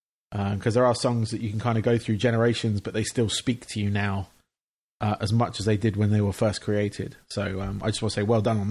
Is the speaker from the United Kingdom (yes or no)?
yes; England, United Kingdom; moved away; obviously, I'm from England originally. I moved here 5 years ago.